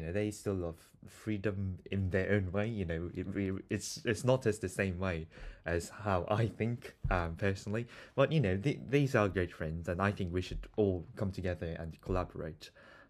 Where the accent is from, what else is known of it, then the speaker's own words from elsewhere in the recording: South Korea; I hate the word because I'm from South Korea and it's in the East and we call it West.